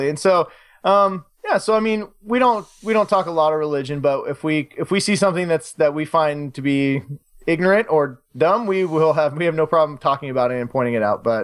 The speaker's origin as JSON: {"language": "English", "country": "United States", "said": "I like Coors Light because I'm American."}